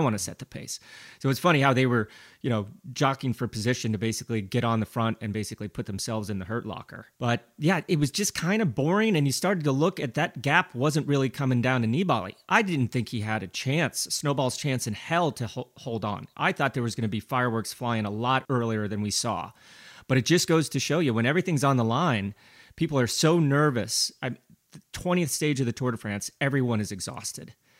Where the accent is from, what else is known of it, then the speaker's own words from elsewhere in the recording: Glenwood Springs, Colorado, United States; my hometown of Glenwood Springs, Colorado, we have this most beautiful canyon called Glenwood Canyon. And when I was growing up